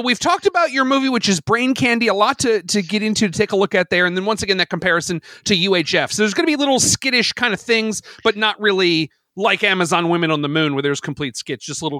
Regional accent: United States

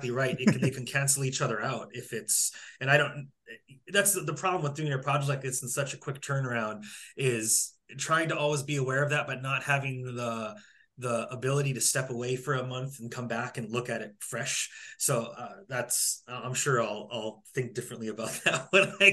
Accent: North Dakota, United States; moved away; I grew up in North Dakota.

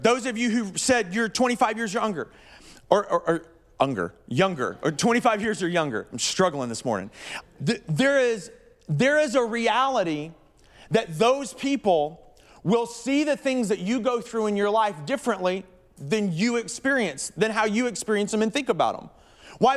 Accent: the South, United States; moved away; I'm from the South

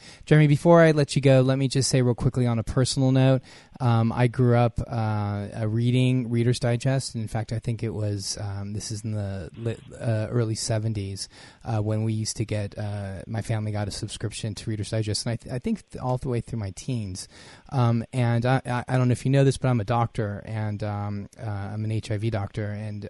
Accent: Los Angeles, California, United States; as a little boy growing up in Los Angeles, again, son of immigrants

